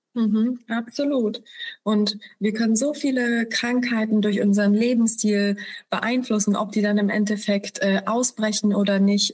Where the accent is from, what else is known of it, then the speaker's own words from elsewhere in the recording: Poland; moved away; wir sind äh, wir kommen aus Polen